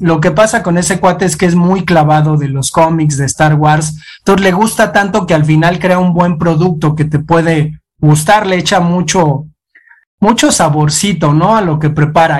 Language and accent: Spanish; Mexico; also born or lived in Tula, Hidalgo; somos los mexicanos